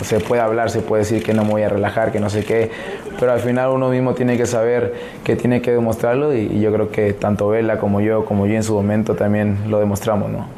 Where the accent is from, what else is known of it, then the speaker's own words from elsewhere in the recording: Mexico; now in United States; Siendo mexicano